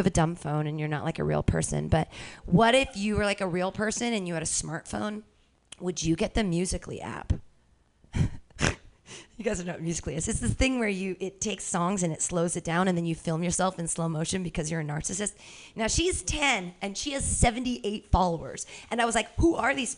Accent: United States; I'm an American

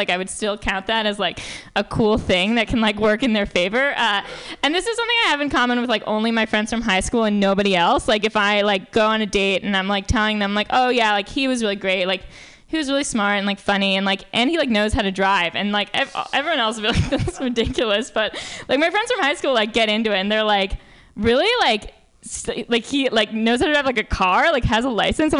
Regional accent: New York, United States; I'm from New York

